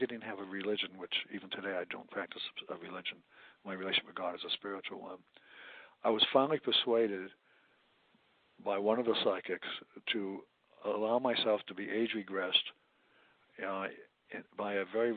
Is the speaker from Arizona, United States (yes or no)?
no; Chelsea, Massachusetts, United States; moved away as an adult; also born or lived in Florida; now in Oregon, United States; I was born in outside of Boston, Massachusetts, in a very, very poor city, Chelsea, one of the poorest cities in the country. My mother and father never owned a house